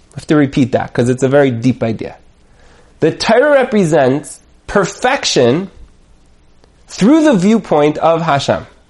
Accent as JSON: {"language": "English", "country": "United States", "said": "I'm an American"}